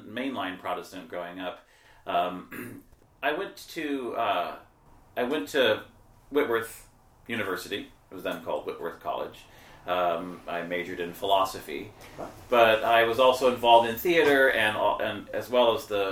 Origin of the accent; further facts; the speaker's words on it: Seattle, Washington, United States; also born or lived in London; I am from Seattle. I was born here, not far from here actually